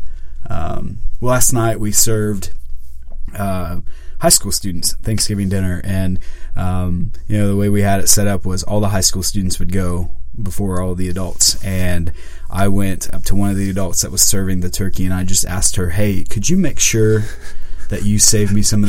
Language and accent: English; Mount Carmel, Illinois, United States; moved away; Mount Carmel, Illinois, Golden Aces